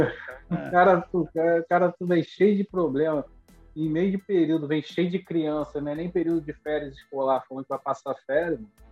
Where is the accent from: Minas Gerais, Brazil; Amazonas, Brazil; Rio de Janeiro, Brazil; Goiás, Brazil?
Rio de Janeiro, Brazil; Duque de Caxias; moved away as an adult; now in Pompano Beach, United States; eu cresci em Duque de Caxias, já estava morando na capital